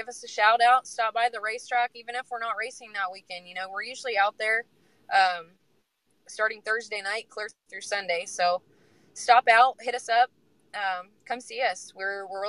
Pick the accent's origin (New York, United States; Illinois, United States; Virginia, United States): Illinois, United States; now in Burlington, United States; I grew up in Illinois, so I also have that network in Illinois